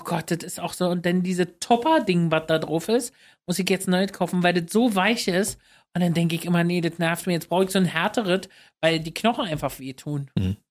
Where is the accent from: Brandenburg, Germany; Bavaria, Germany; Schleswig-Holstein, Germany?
Brandenburg, Germany; Luckenwalde; moved away as an adult; now in Berlin, Germany; Luckenwalde groß geworden, fahre ich immer noch hin, ist mein Zuhause. Berlin, also äh, Luckenwalde ist meine Heimat und Berlin ist mein Zuhause